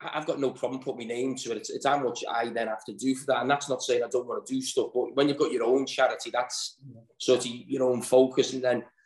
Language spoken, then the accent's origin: English; Liverpool, North West England, United Kingdom; I was born in Alderay